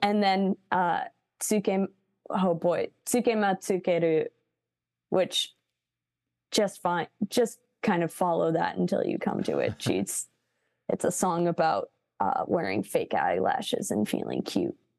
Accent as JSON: {"language": "English", "town": "Chicago", "region": "Illinois", "country": "United States", "tie": "born or raised there", "said": "I grew up in Chicago"}